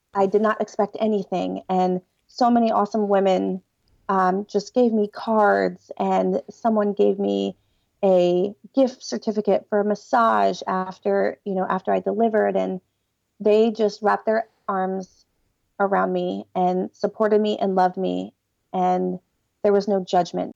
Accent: Delaware, United States; I'm from Delaware

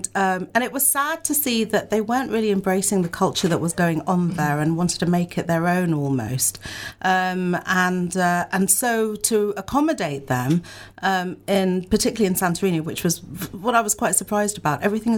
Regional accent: India; And I have to say, I mean, I'm an Indian.

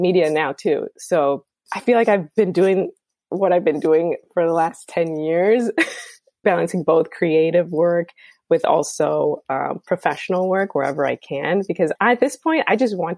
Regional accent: Chicago, Illinois, United States; first language Spanish; English is a second language; moved away as an adult; also born or lived in New York; I grew up in Chicago

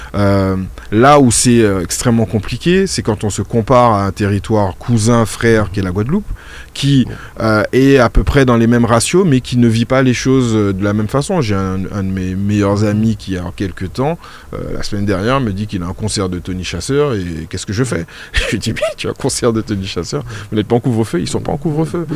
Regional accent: Martinique; j'ai fait une grande partie de ma scolarité en Martinique

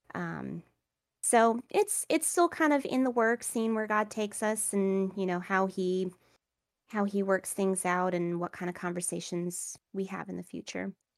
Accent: Savannah, Georgia, United States; moved away; I am from Savannah, Georgia. I actually just moved back, um, here

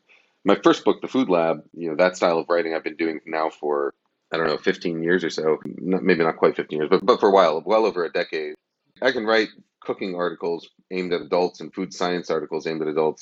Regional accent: New York, United States; also born or lived in Boston; I grew up in New York, lived in Boston for 10 years, and then back in New York for 5 years while my wife was in grad school.

